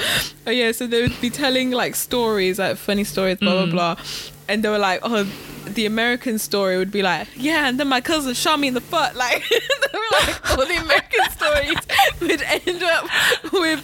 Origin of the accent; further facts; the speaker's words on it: United Kingdom; I'm British